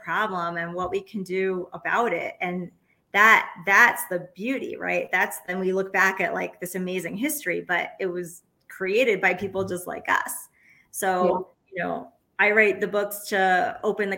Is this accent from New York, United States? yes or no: yes; New York City, New York, United States; also born or lived in Oaxaca, Mexico; I'm from New York City.